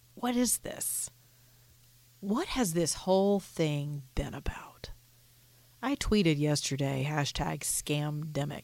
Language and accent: English; United States; as an American